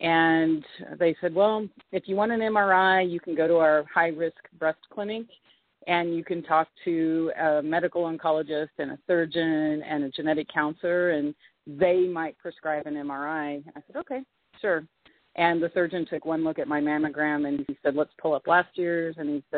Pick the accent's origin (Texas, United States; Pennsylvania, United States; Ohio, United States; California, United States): Texas, United States; moved away; I've lived here since 2007. I came from Texas, and I can tell you that if I never have to go back to Texas again, I'll be just fine.